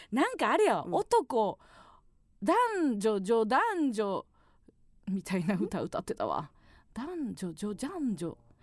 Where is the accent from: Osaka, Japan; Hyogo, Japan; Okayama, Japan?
Osaka, Japan; Kansai; moved away; 地元大阪関西